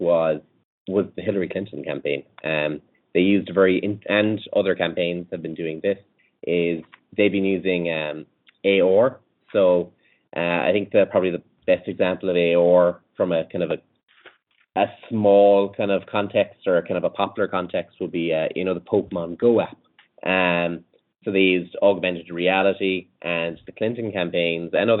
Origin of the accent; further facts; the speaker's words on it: Ireland; accent: Irish; We're based in Ireland